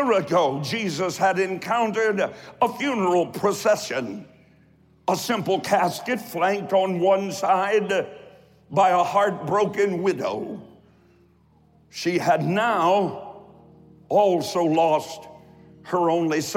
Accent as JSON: {"language": "English", "town": "Columbus", "region": "Ohio", "country": "United States", "tie": "born or raised there", "also_born_or_lived": "Eastern Kentucky", "said": "I'm from Eastern Kentucky, and I was raised on the south side of Columbus, Ohio"}